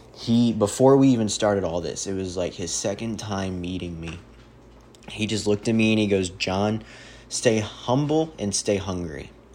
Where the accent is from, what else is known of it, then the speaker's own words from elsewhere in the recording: St. Charles, Missouri, United States; I'm a kid from Saint Charles, Missouri